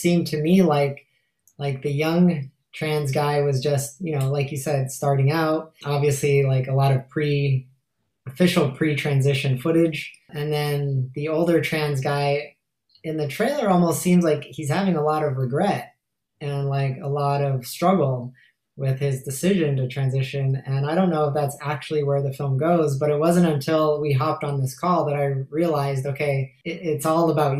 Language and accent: English; United States; moved away as an adult; now in Canada; I'm American, but I have been in Canada for 15 years